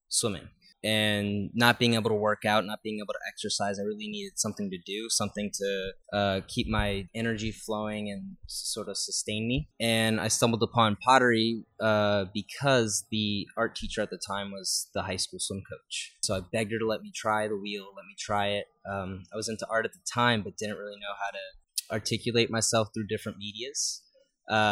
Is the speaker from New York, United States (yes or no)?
no; New Orleans, Louisiana, United States; also born or lived in Luling, Louisiana; I'm originally from here. I was born and raised in New Orleans.